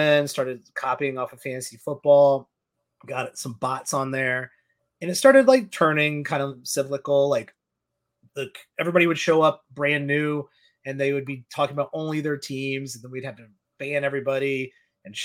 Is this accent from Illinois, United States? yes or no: yes; downstate Illinois, United States; moved away as an adult; now in Chicago, United States; I'm from downstate Illinois